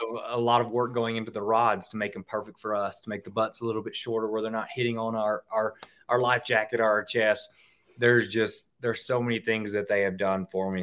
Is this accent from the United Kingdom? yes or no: no; Mississippi, United States; I grew up in Mississippi